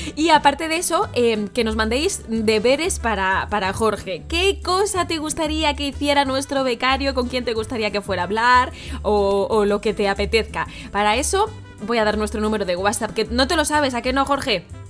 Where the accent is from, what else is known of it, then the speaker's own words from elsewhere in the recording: Madrid, Community of Madrid, Spain; yo también soy de Madrid